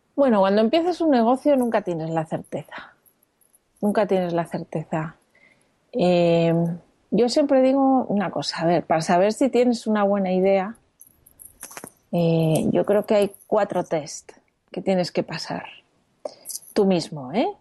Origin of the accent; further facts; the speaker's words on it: Madrid, Community of Madrid, Spain; moved away as an adult; also born or lived in Brussels / United States; now in Barcelona, Spain; soy de Madrid, pero vivo en Barcelona desde que me casé